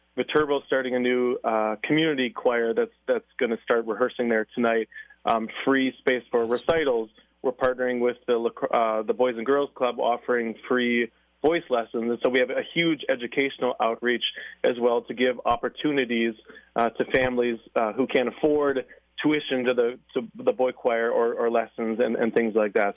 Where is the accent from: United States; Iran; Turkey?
United States; La Crosse, Wisconsin; now in Alaska, United States; I'm from Lacrosse.